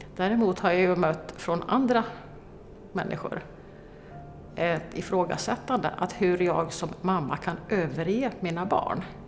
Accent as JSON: {"language": "Swedish", "town": "Malmslätt", "region": "Östergötland", "country": "Sweden", "tie": "born or raised there", "said": "Jag är uppvuxen i Malmslätt"}